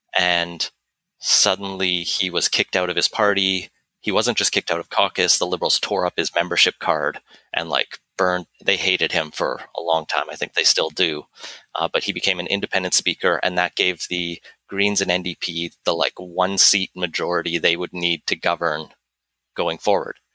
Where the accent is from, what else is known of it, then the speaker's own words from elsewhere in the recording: Alberta, Canada; moved away as an adult; also born or lived in United Kingdom; now in British Columbia, Canada; I grew up in Alberta